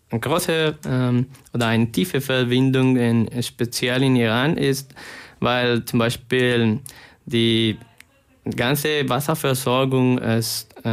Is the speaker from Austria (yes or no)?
no; Colombia; now in Cologne, Germany; ich komme aus Kolumbien und ja, ich bin hier als Student von ähm, dem Masterprogramm über erneuerbare Energie hier an der TH Köln.